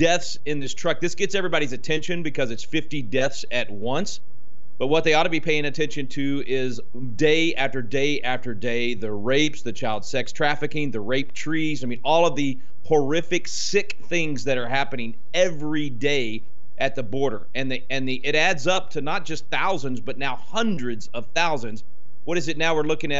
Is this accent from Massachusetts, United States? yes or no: no; Texas, United States; my home state of Texas